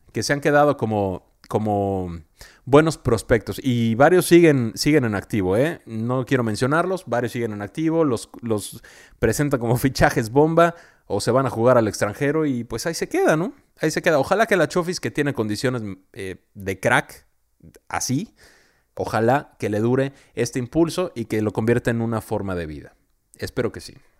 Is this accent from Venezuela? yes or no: no; Mexico; buenos anfitriones que somos los mexicanos